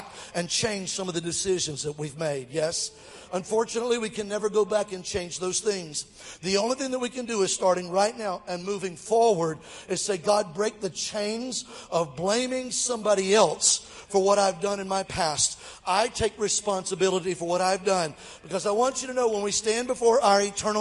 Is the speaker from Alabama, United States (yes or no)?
yes; Mobile, Alabama, United States; Mobile, my hometown, Alabama